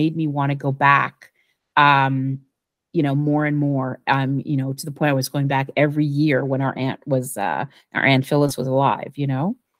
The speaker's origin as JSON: {"language": "English", "country": "Jamaica", "tie": "born or raised there", "said": "Growing up in Jamaica, and basically, you're not going to tell me where I belong"}